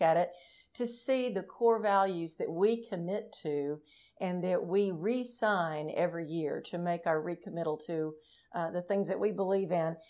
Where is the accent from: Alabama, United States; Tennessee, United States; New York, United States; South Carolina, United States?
Tennessee, United States; the state of Tennessee, which is my home state